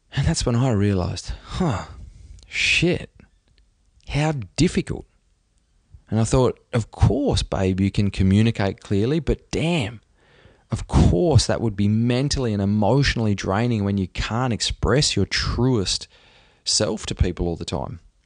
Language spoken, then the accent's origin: English; Australia; I'm an Aussie